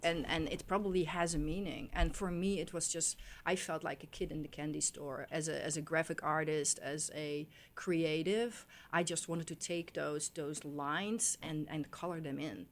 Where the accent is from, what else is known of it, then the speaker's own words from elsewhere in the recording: Netherlands; moved away; I grew up in Holland